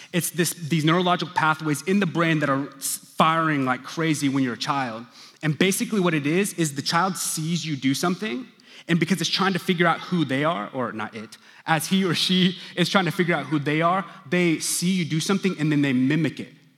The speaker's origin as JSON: {"language": "English", "town": "Stillwater", "region": "Oklahoma", "country": "United States", "tie": "born or raised there", "moved": "yes", "lives_now": "Dallas, United States", "said": "I grew up in Stillwater, Oklahoma"}